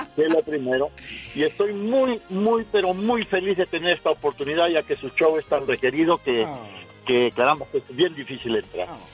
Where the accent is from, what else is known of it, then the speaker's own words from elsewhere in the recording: Peru; moved away; Soy peruano